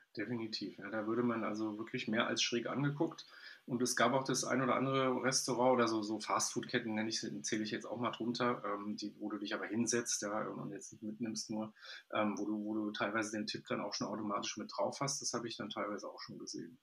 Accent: Germany; ich zumindest als Deutscher

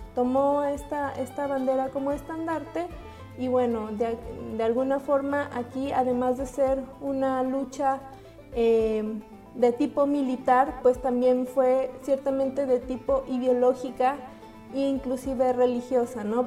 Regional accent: Mexico; como los mexicanos cada, cada año eh, conmemoramos especialmente este día

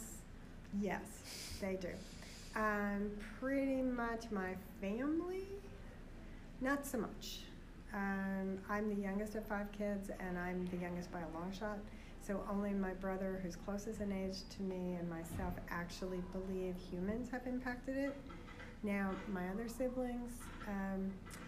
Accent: New York City, New York, United States; I grew up on Staten Island, New York

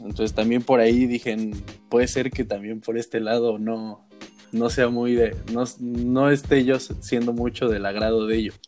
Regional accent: Mexico; moved away as an adult; now in Santiago de Compostela, Spain; dejé México, que dejé atrás como Hugo Sánchez

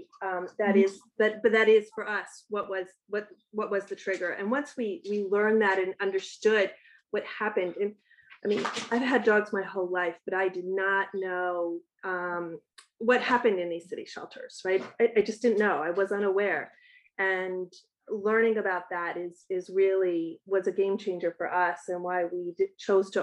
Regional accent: Baltimore, Maryland, United States; also born or lived in Brooklyn; now in Queens, United States; I'm from Baltimore

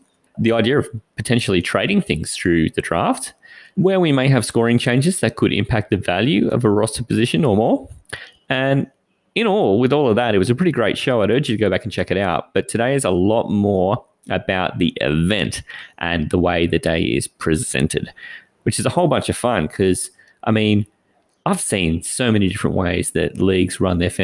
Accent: Australia; we are 16 Aussie guys playing from Australia

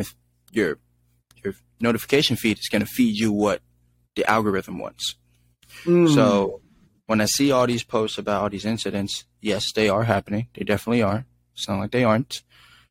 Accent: San Francisco, California, United States; I grew up in San Francisco, and I grew up with so many different people

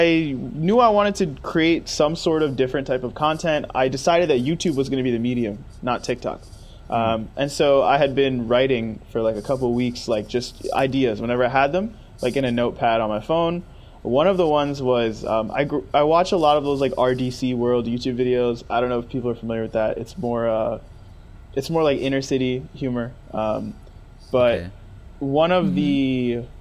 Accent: upstate New York, United States; moved away as an adult; now in California, United States; I'm from New York, right? Even though I'm from upstate New York

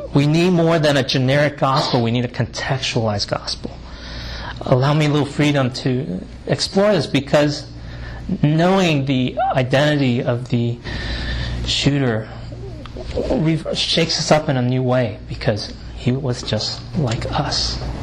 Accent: United States; I'm Asian American male of Chinese descent

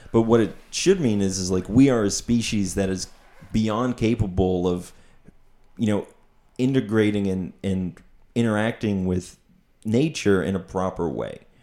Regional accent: Pottsville, Pennsylvania, United States; also born or lived in Oregon

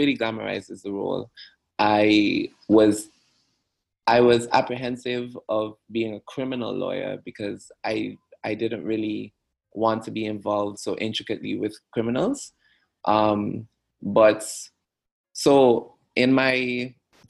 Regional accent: Antigua & Barbuda; moved away as an adult; also born or lived in Jamaica / United Kingdom; I'm born and raised in Antigua and Barbuda.

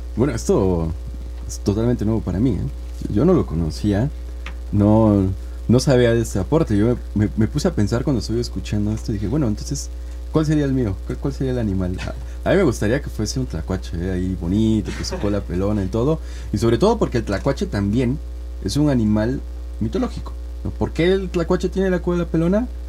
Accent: Oaxaca, Mexico; nos va de alguna manera también identificando como oaxaqueños

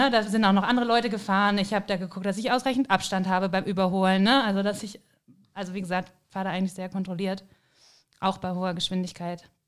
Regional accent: Rhineland, Germany; Und das, ich glaube, das ist was, was man so als Rheinländer als Bezeichnung irgendwie nicht richtig nachvollziehen kann.

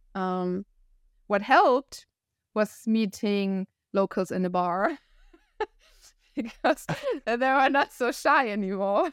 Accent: Northern Germany, Germany; accent: northern German; English is a second language; moved away as an adult; also born or lived in Hamburg / Costa Rica; I'm from the north, so from a city close to Hamburg, and I used to live in Hamburg for seven

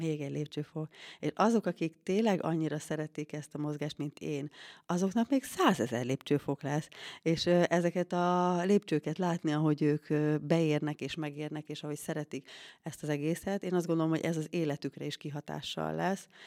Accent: Tisza riverside, Szabolcs-Szatmár-Bereg, Hungary; now in Székesfehérvár, Hungary; én Szatmár Szatmári lány vagyok, Tisza Parti

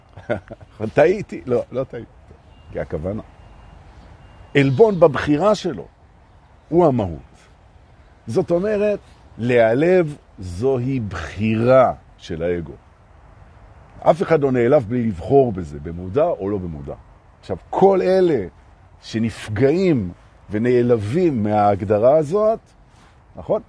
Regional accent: Jerusalem, Jerusalem District, Israel; moved away; אני הרי ירושלמי במקור, מלפני

